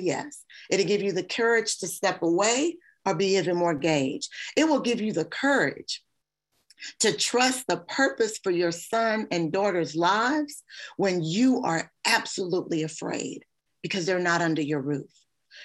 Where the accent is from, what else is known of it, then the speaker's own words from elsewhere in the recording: Kentucky, United States; I'm from Kentucky. My family is safe